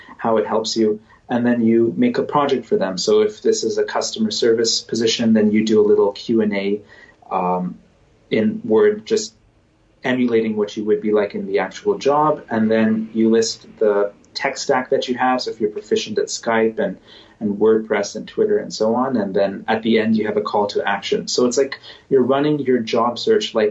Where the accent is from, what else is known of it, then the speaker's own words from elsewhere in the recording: Canada; I'm Canadian. I live in Canada